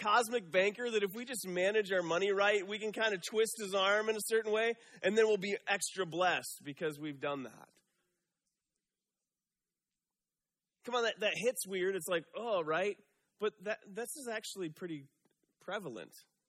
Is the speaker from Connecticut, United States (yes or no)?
no; Michigan, United States; moved away as an adult; Right out of college, I moved out here from Michigan.